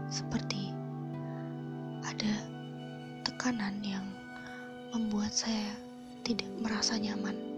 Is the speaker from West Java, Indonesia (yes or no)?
no; Brebes, Central Java, Indonesia; Saya lahir di kota Bawang Merah, Brebes, tanggal 25 Januari 2002. Tahun ini usia saya menginjak 19 tahun.